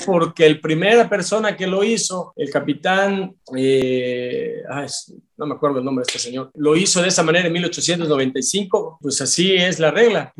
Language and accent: Spanish; Mérida, Yucatán, Mexico; yo soy de Yucatán, soy de Mérida, Yucatán. Aquí yo tengo un clima muy cálido